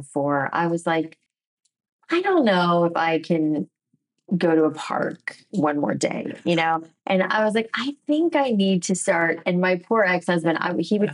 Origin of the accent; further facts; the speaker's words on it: South Florida, United States; I grew up in South Florida